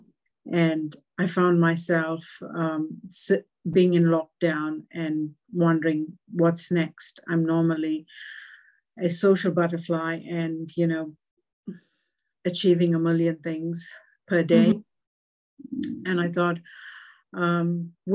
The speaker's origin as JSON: {"language": "English", "country": "South Africa", "tie": "born or raised there", "also_born_or_lived": "New Zealand", "moved": "yes", "lives_now": "Australia", "said": "growing up in South Africa"}